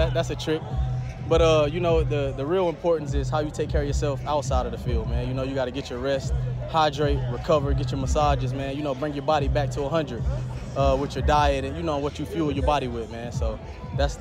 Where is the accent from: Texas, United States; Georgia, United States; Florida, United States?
Florida, United States; Macclenny; moved away as an adult; now in Houston, United States; I'm from Florida